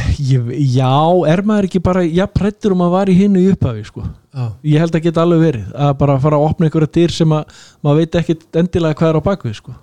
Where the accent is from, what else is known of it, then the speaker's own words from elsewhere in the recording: Southern Region, Iceland; þar sem ég ólst upp á Suðurlandinu